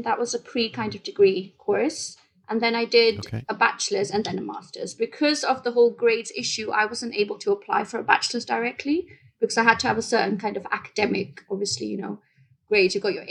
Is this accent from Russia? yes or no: no; Bahrain; moved away as an adult; also born or lived in India; now in United Kingdom; So I was born in India. I moved to the Middle East in a place called Bahrain. It's next to Saudi Arabia when I was 6 months old. And I was raised there for until I was 18. And then I moved to the UK.